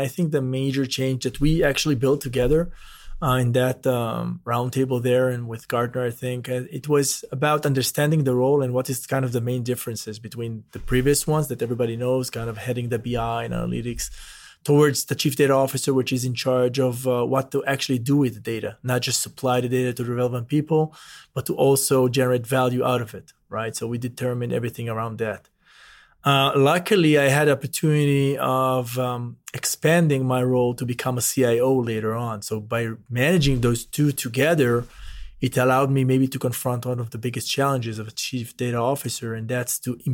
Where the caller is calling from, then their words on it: Brentwood, Tennessee, United States; Now I'm joining from Brentwood, Tennessee, right very close to Nashville, from our headquarters in uh, of Delek US.